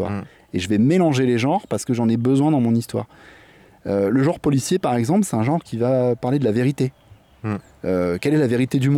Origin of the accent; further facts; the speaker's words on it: La Ville-du-Bois, Île-de-France, France; moved away as an adult; now in Réunion, France; moi je viens de métropole, j'ai grandi en région parisienne, dans un petit village qui s'appelle la Ville du Bois.